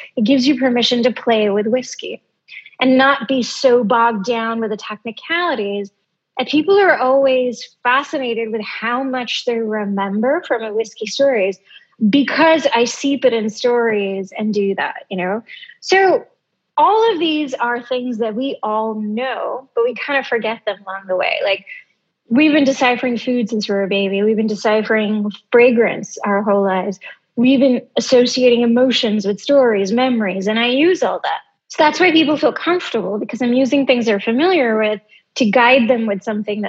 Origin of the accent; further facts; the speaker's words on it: Greece; now in United States; Middle East, grown up in a Greek island, moving to the US, you know, that's a unique experience. And being Indian, no one else can do that.